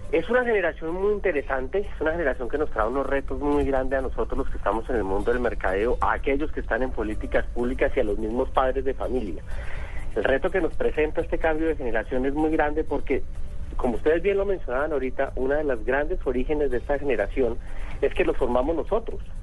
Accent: Colombia; Nosotros en Colombia

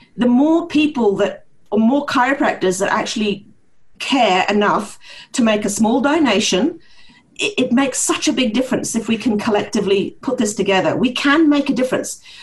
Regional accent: Norway; accent: partly New Zealander and partly Norwegian; grew up in a um, Norwegian household with a New Zealand mother. So this is where my strange accent comes from, uh, part, partly New Zealander and partly Norwegian.

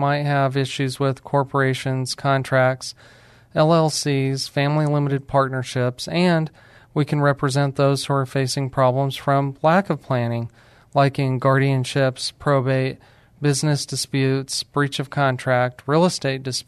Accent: New Mexico, United States; moved away; I'm from New Mexico

